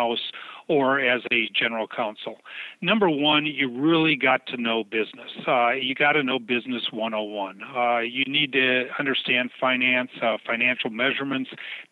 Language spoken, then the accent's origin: English; Michigan, United States; moved away as an adult; also born or lived in Seattle, Washington / Minneapolis, Minnesota / Denver, Colorado; I was brought up in Michigan